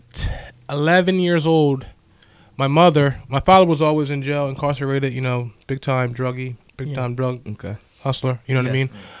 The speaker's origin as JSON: {"language": "English", "town": "Levittown", "region": "Pennsylvania", "country": "United States", "tie": "born or raised there", "said": "I grew up in Levittown, a section called Bloomsdale Gardens."}